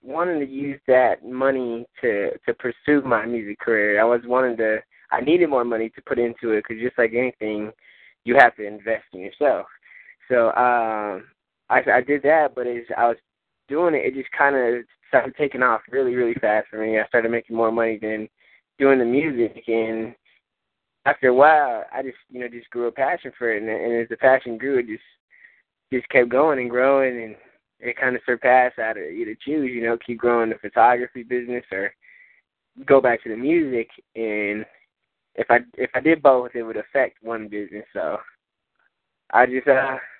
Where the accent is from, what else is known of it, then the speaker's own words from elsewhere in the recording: Texas, United States; also born or lived in San Fernando Valley, California; We moved out here when I was pretty young, pretty much was raised out here in Texas